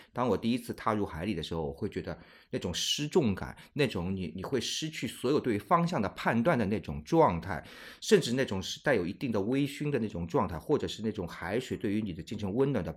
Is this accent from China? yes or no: yes; China; 我们中国人传统的状态是过春节是需要家里面团聚的